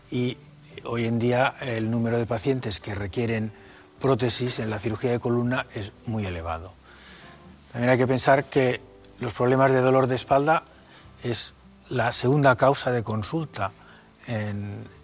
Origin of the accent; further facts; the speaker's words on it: Mallorca, Balearic Islands, Spain; moved away as an adult; also born or lived in Barcelona / Madrid; Pues yo me fui de Mallorca en el año 70 a empezar la carrera. Eh, la hice en Barcelona y luego hice la especialidad aquí en Madrid, en La Paz. Y después volví a Cataluña.